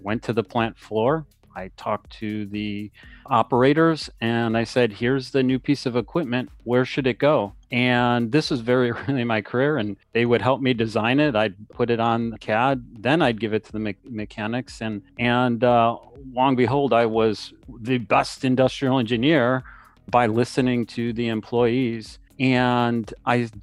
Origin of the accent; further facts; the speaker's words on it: Cleveland, Ohio, United States; I grew up in Cleveland, Ohio